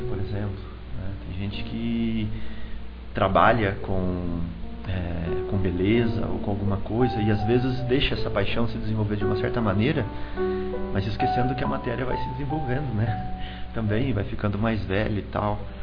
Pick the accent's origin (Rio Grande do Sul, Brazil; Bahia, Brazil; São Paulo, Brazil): São Paulo, Brazil; Americana; eu era criança lá em Americana e lá a gente tem um sotaque bem típico